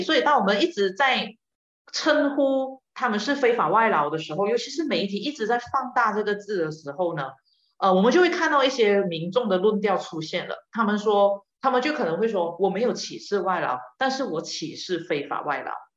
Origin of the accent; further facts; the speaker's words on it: Malaysia; 我们马来西亚人